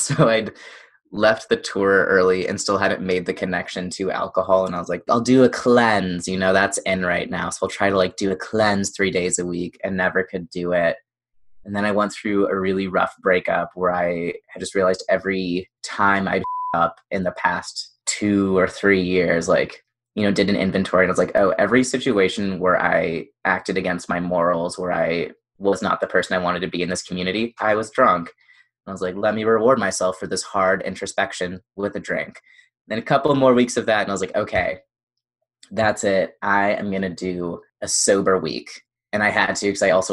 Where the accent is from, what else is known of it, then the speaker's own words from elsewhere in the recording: Indiana, United States; moved away; I grew up in the Midwest